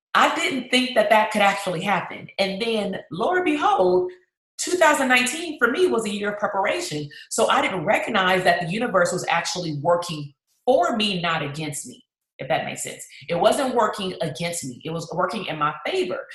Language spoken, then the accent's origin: English; Compton, California, United States; my hometown that's compton